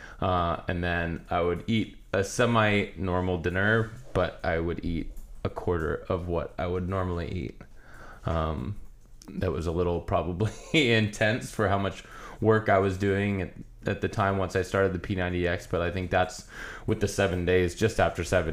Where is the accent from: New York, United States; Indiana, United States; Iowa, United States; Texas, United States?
Iowa, United States; moved away as an adult; now in California, United States; I grew up in Iowa